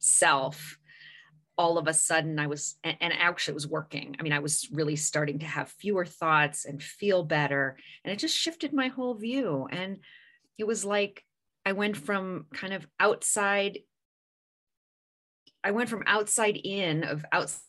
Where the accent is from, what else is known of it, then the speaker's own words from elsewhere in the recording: California, United States; I grew up in California